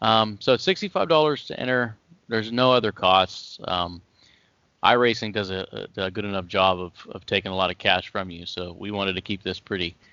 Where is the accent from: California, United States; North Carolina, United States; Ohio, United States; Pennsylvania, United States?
Ohio, United States; Yeah. Yeah, that's where I'm from. I'm still here, born and raised in Ohio.